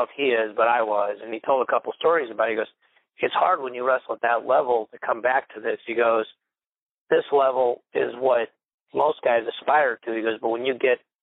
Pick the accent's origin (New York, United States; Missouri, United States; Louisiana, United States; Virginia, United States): Missouri, United States; St. Louis; I'm from St. Louis